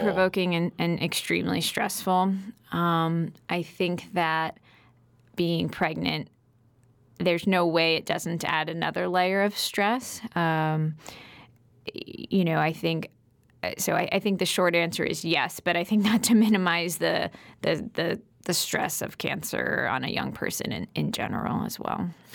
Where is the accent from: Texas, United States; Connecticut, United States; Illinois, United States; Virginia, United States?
Connecticut, United States; moved away as an adult; also born or lived in New York City; I grew up in Connecticut, though, so this is my home.